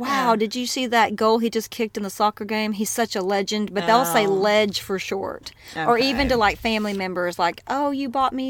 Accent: American South, United States; accent: southern; we get made of our southern accents and we can't help the way we talk.

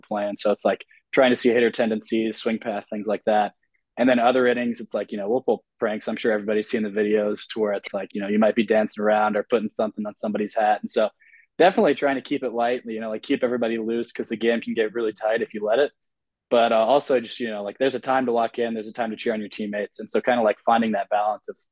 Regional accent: United States; we grew up here in America

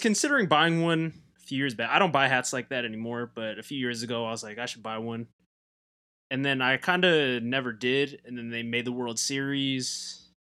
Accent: Southern California, United States; I'm from Southern California.

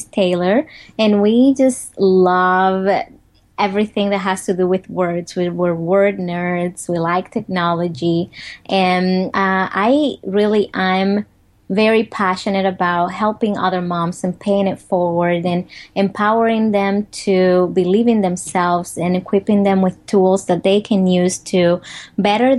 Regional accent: Dominican Republic; English is a second language; moved away as an adult; now in United States; I grew up in the Dominican Republic. I grew up in poverty

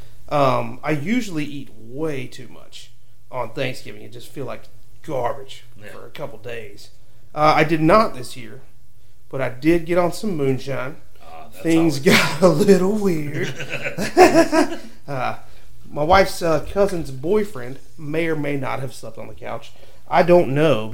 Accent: South Carolina, United States; I'm from South Carolina

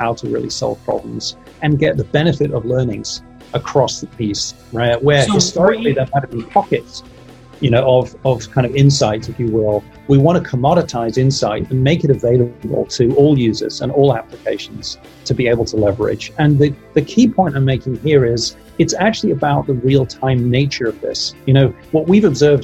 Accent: Kent, South East England, United Kingdom; also born or lived in Manchester, England; now in Silicon Valley, United States; grew up in the southeast, which is why I'm a southerner from England.

